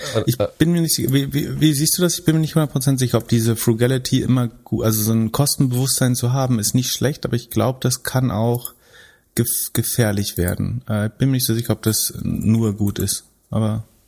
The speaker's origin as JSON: {"language": "German", "town": "Greifswald", "region": "Mecklenburg-Vorpommern", "country": "Germany", "tie": "born or raised there", "said": "aus meiner Heimatstadt Greifswald"}